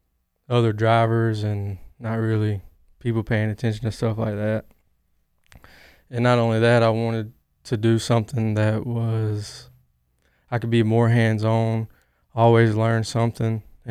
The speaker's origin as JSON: {"language": "English", "town": "Newnan", "region": "Georgia", "country": "United States", "said": "I'm 25 years old. I'm from Noonan, Georgia."}